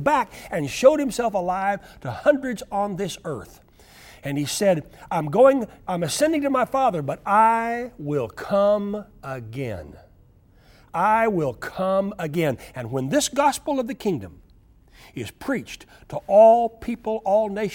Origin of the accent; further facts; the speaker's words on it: Oklahoma, United States; I grew up in Oklahoma